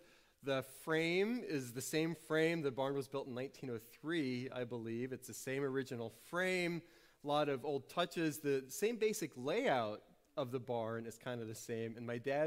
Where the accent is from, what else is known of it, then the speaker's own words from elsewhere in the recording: New Orleans, Louisiana, United States; So I grew up in New Orleans, but every summer we would go back up to Western PA